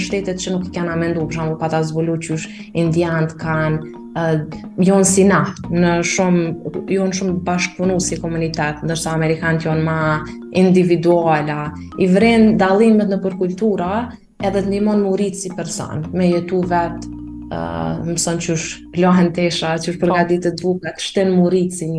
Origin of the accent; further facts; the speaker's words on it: Kosovo; si një kosovare 18 veqare